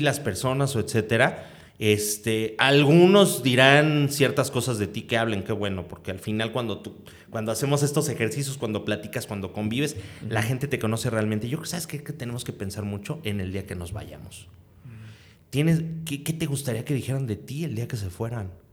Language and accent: Spanish; Mexico; pues aquí de México